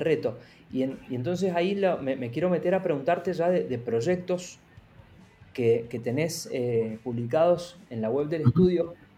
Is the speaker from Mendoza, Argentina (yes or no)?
yes; Mendoza, Argentina; Yo soy de Mendoza, donde la industria del vino es muy fuerte